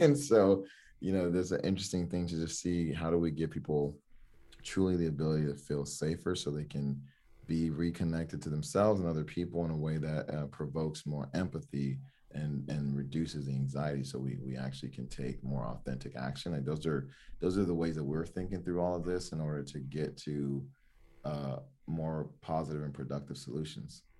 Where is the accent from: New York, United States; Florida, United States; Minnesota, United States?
Florida, United States; Miami; also born or lived in Oregon; I grew up in Miami, Florida